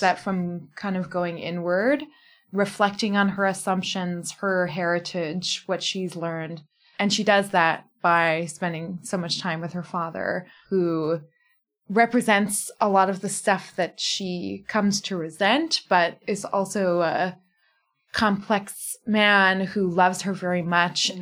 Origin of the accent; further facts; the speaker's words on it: Fox Lake, Illinois, United States; moved away as an adult; now in Cape Town, South Africa; I am an author from Fox Lake, Illinois